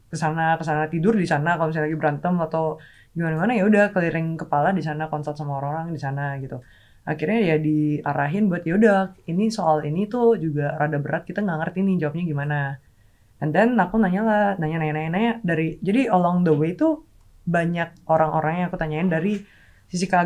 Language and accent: Indonesian; Makassar, South Sulawesi, Indonesia; Aku aslinya Makassar. Ya aku nanya dulu ke Makassar.